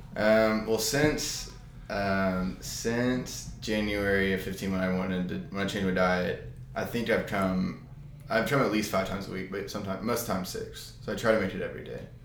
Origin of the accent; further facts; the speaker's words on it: Arlington, Texas, United States; also born or lived in College Station, Texas; I'm from Arlington, Texas